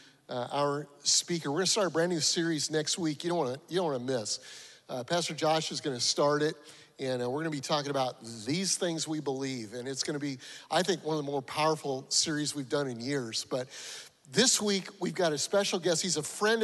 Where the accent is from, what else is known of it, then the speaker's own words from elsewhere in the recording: Denver, Colorado, United States; also born or lived in Freeport, Illinois; now in Awendaw, United States; Denver, I'm from Denver, Colorado